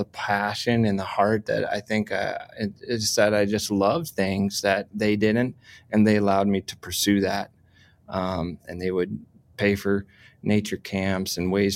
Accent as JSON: {"language": "English", "area": "suburbs of Washington, D.C.", "region": "Maryland", "country": "United States", "tie": "born or raised there", "moved": "yes", "lives_now": "Fort Collins, United States", "said": "I spent most of my youth in Maryland, in the suburbs of Washington, D.C."}